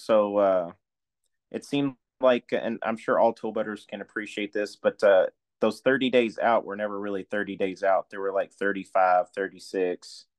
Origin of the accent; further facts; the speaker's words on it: Jeffersonville, Indiana, United States; moved away as an adult; also born or lived in California / Morgan City, Louisiana / Paducah, Kentucky; now in Louisville, United States; I was born in Jeffersonville, Indiana.